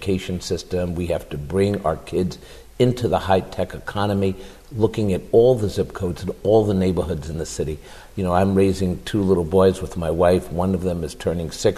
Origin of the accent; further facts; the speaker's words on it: New York City, New York, United States; our neighborhoods growing up in Washington Heights, uptown